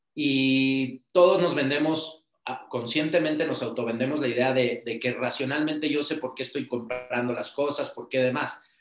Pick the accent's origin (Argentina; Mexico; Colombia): Mexico; nosotros como mexicanos y latinos